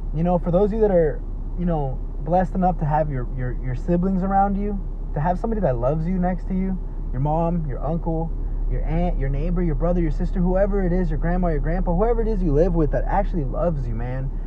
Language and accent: English; Dallas, Texas, United States; been spending a lot of time here in my hometown, Oak Cliff, Texas. That's right, Oak Cliff, Texas that's my hood.